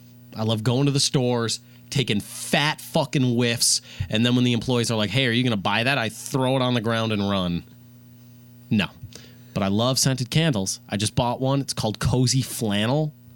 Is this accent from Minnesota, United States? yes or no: yes; Rogers, Minnesota, United States; I'm a journalist major. I'm from Rogers, Minnesota.